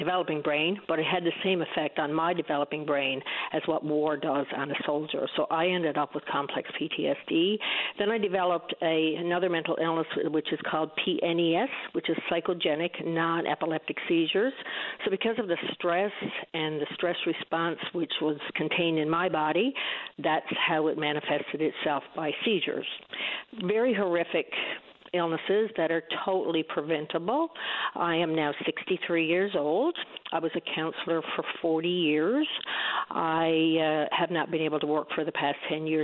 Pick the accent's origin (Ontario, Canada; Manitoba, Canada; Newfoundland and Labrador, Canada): Newfoundland and Labrador, Canada; east coast of Newfoundland; I'm a Newfoundlander, grew up on the east coast of Newfoundland